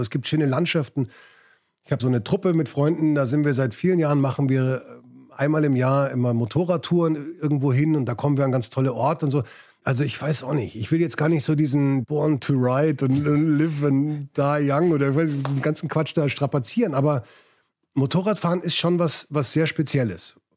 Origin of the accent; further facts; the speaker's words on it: Munich, Bavaria, Germany; also born or lived in England / Spain; Ich bin in München aufgewachsen